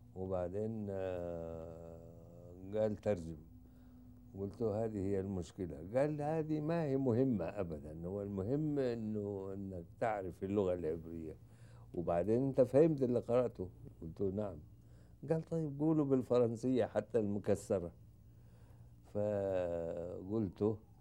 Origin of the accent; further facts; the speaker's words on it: Egypt; انا مصري